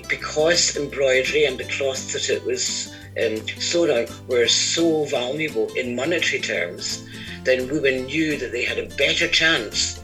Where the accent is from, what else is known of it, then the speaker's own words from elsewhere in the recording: Scotland, United Kingdom; accent: Scottish; I'm Scottish, as you can probably gather from my accent